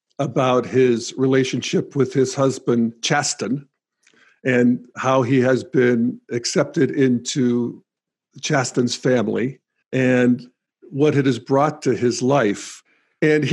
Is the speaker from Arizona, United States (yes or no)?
no; Western Pennsylvania, United States; my home country, Western Pennsylvania